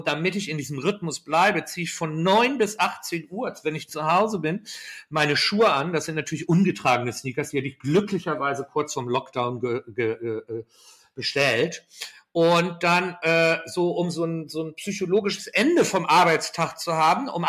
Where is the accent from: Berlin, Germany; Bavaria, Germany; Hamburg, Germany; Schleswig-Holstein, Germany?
Schleswig-Holstein, Germany; moved away; also born or lived in London; bei uns in Deutschland